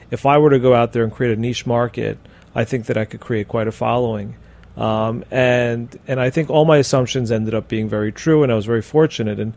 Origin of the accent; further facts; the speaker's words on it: Miami, Florida, United States; We my, do my hometown.